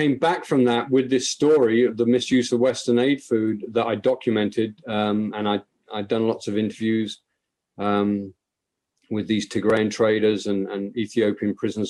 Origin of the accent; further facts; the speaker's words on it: Ireland; I'm an Irishman